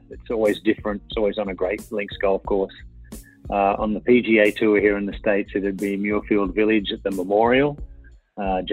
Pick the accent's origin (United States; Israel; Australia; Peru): Australia; Queensland; moved away; I'm a Queenslander through and through, will always be.